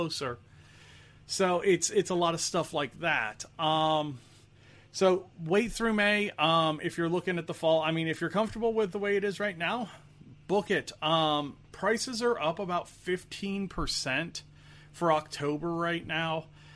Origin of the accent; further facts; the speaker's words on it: Indianapolis, Indiana, United States; I'm from the Indianapolis area.